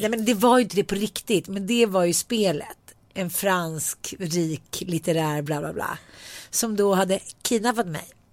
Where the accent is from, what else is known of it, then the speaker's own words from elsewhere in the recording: Sweden; eftersom jag är svensk